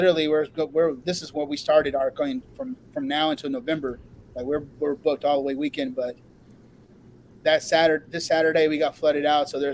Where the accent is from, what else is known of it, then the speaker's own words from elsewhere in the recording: Oregon, United States; now in Texas, United States; I'm from Oregon.